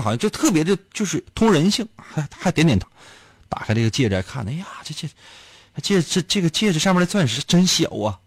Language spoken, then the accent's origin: Chinese; Northeast China, China; 在咱们东北